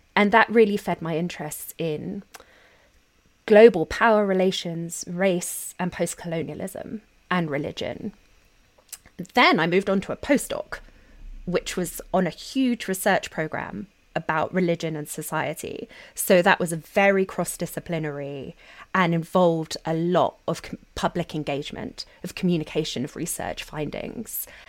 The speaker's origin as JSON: {"language": "English", "region": "London", "country": "United Kingdom", "tie": "born or raised there", "moved": "as an adult", "lives_now": "United States", "said": "I grew up in South London, Catholic, attending Catholic schools"}